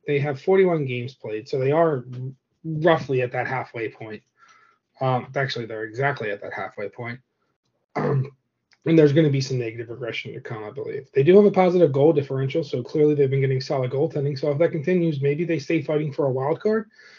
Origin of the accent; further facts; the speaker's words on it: United States; It's not refreshing. I'm American.